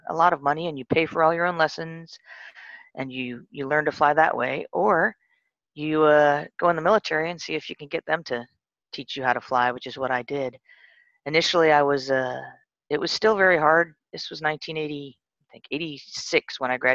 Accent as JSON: {"language": "English", "town": "San Bernardino", "region": "California", "country": "United States", "tie": "born or raised there", "also_born_or_lived": "England", "said": "I grew up mostly in a place called San Bernardino, California."}